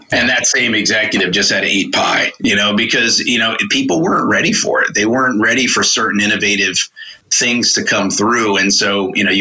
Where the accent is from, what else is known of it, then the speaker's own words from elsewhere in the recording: New York City, New York, United States; moved away as an adult; also born or lived in North Carolina; now in Charlotte, United States; No, I grew up in Queens, New York